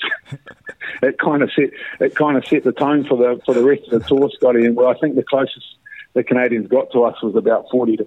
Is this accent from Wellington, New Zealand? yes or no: no; Napier, Hawke's Bay, New Zealand; moved away as an adult; also born or lived in North Harbour; my hometown in Napier